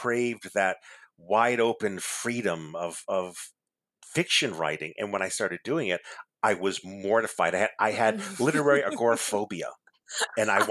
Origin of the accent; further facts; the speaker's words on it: Massachusetts, United States; I'm an only child and I'm Portuguese and I grew up in Massachusetts